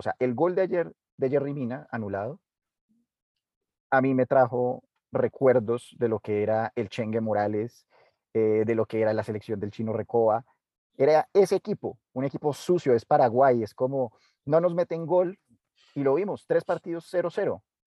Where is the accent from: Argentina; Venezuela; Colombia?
Colombia; uno como colombiano